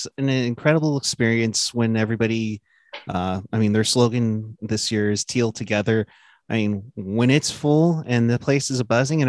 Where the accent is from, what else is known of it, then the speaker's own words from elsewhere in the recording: Berkeley, California, United States; I'm born and raised. I was born in Berkeley. I lived around the Bay Area my entire life.